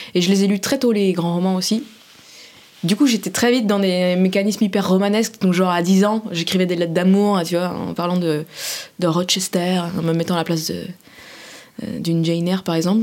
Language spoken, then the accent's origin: French; Saint-Sébastien-sur-Loire, Pays de la Loire, France; now in Paris, France; J'ai grandi à Saint-Sébastien-sur-Loire, qui est la banlieue pavillonnaire de Nantes.